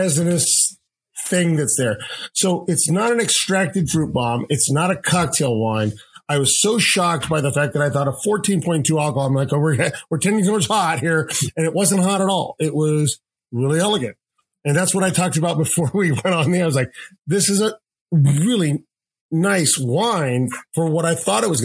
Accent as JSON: {"language": "English", "region": "Southern California", "country": "United States", "tie": "born or raised there", "said": "I grew up in Southern California"}